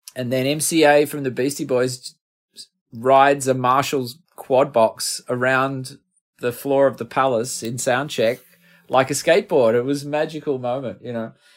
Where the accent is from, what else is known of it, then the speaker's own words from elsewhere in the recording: Finley, New South Wales, Australia; moved away; also born or lived in Melbourne; we're from Findlay